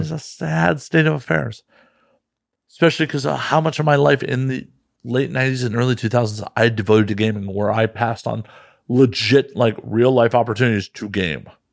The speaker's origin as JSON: {"language": "English", "region": "Midwest", "country": "United States", "moved": "as an adult", "lives_now": "West Coast, United States", "said": "as a Midwesterner who used to drive east a bunch"}